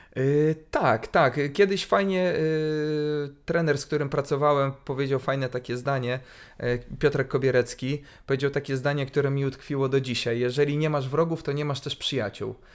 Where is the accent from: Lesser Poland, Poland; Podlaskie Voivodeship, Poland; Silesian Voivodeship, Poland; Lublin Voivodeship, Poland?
Lublin Voivodeship, Poland; Lublin; wychowałem się na Starym Mieście